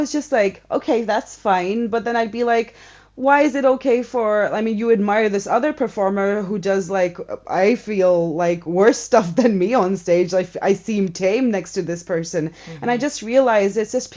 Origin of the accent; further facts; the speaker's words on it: India; now in Switzerland; I grew up in India before arriving in Switzerland